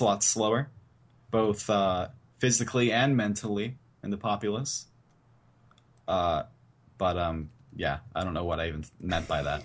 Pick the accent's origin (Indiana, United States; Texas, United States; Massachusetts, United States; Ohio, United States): Indiana, United States; Born and raised in Indiana.